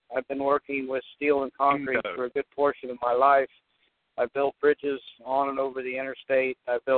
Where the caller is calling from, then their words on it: Newport, Kentucky, United States; I'm calling from Newport, Kentucky.